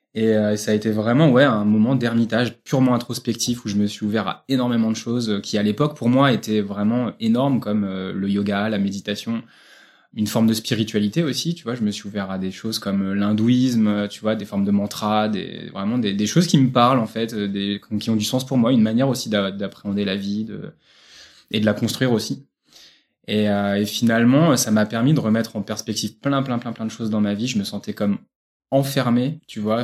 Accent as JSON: {"language": "French", "town": "Bourges", "region": "Centre-Val de Loire", "country": "France", "said": "je viens de Bourges, région centre"}